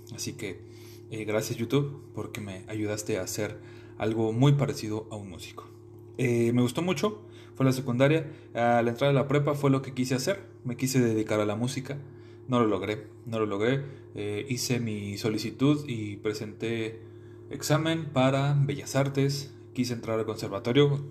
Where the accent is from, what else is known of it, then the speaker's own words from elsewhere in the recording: Mexico City, Mexico; moved away as an adult; now in Querétaro, Mexico; Yo soy originario de la Ciudad de México. Eh, nací un 6 de marzo de 1995 en la delegación Gustavo Madero